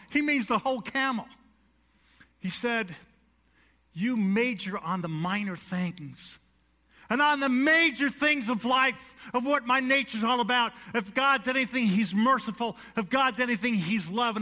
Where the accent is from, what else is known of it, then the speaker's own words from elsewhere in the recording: New York City, New York, United States; I was born in New York City